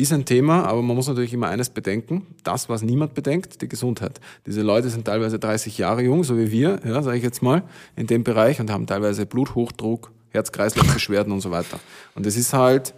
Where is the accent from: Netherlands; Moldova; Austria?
Austria; village near Hollabrunn, Lower Austria; in mein Dorf, wo ich herkomme, also von, genau auf der Gegenseite von Hollerbrunn